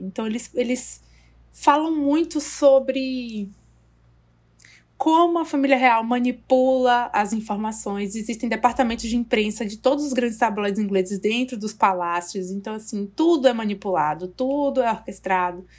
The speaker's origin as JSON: {"language": "Portuguese", "country": "Brazil", "said": "Eu, como brasileira"}